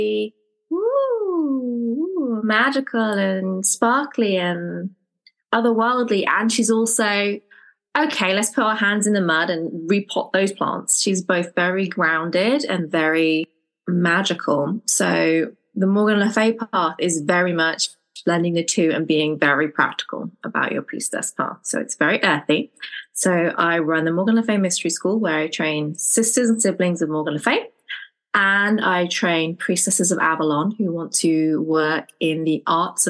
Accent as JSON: {"language": "English", "region": "England", "country": "United Kingdom", "said": "I'm from England"}